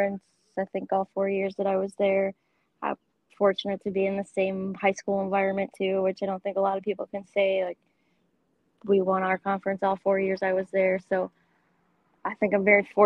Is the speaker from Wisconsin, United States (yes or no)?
yes; Milwaukee, Wisconsin, United States; I grew up in the Milwaukee area